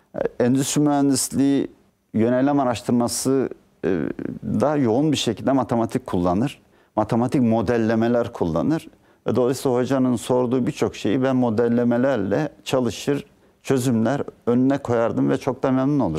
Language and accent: Turkish; Ayvalık, Balıkesir, Turkey; moved away as an adult; also born or lived in Dursunbey, Balıkesir / İzmir / Ankara / United Kingdom; Ben 1960 e, 15 Haziran 1960'te Balıkesir'in Dursunbey ilçesinde doğdum.